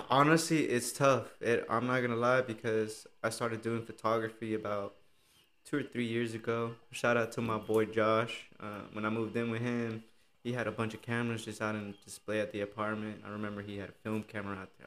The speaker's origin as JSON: {"language": "English", "town": "Austin", "region": "Texas", "country": "United States", "tie": "born or raised there", "said": "I was born here in Austin"}